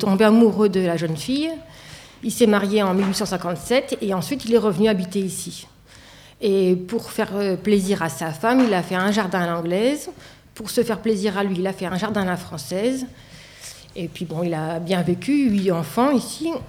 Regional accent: Tourcoing, Hauts-de-France, France; also born or lived in Lille / Angers; Je suis née à Tourcoing, j'ai passé toute mon enfance à Tourcoing. Euh, j'ai fait mes études de biologie à Lille, puis à Angers

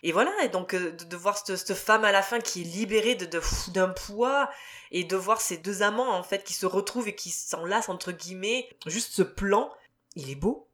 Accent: France; accent: French; avec mon accent français

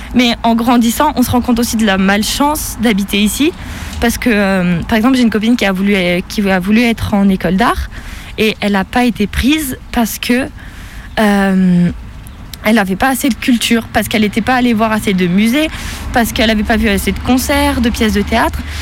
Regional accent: Embrun, Provence-Alpes-Côte d'Azur, France; also born or lived in Saint-Étienne; je viens d'Embrun, une petite ville euh, dans les Hautes-Alpes de 5000-6000 habitants entourée de montagnes

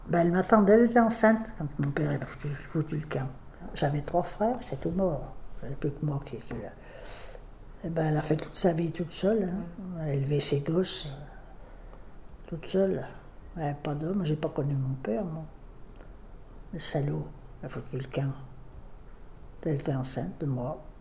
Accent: Lyon, Auvergne-Rhône-Alpes, France; born there; Je suis né à Lyon, et quand on s'est marié, ben, on a d'abord été à axe parce qu'il ne trouvait pas de boulot

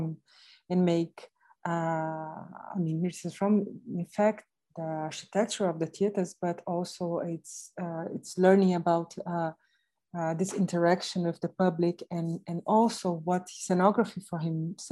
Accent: Rio de Janeiro, Brazil; moved away as an adult; now in London, United Kingdom; I come from Rio

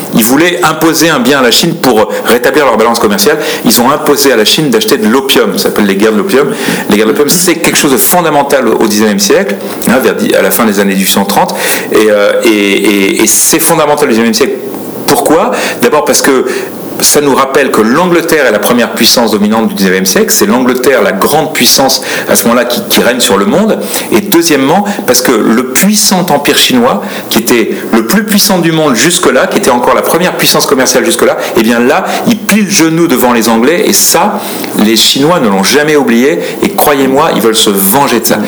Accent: France; en tant que Français

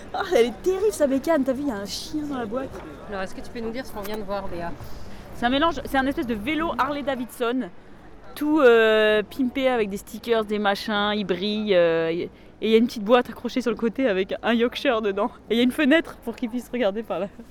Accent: France; je suis français

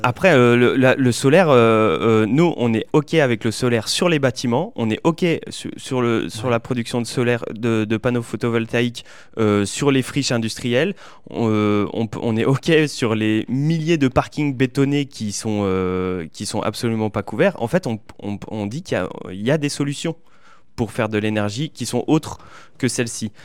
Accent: Limousin, Haute-Vienne, Nouvelle-Aquitaine, France; je viens du Limousin, euh, en Haute-Vienne

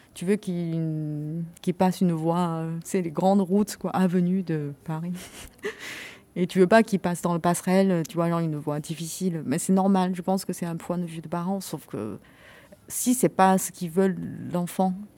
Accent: China; now in France; quelques années j'ai vécu en Chine, euh, c'était effacé quoi, genre mais de toute façon je suis chinois

